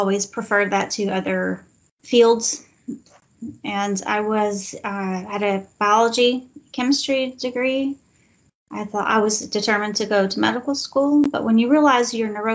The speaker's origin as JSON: {"language": "English", "region": "Texas", "country": "United States", "tie": "born or raised there", "also_born_or_lived": "New Orleans", "moved": "as an adult", "said": "when you grow up in Texas"}